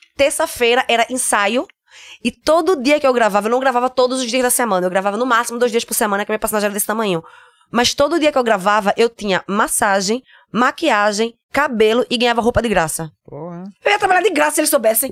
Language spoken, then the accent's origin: Portuguese; Recife, Pernambuco, Brazil; accent: nordestino; moved away as an adult; now in Germany; eu venho de Recife